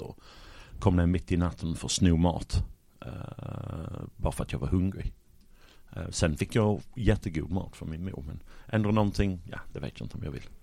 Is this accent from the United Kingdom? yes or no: yes; Sheffield, Yorkshire and the Humber, United Kingdom; Swedish is a second language; moved away as an adult; now in Malmö, Sweden; Sheffield i norra England, Yorkshire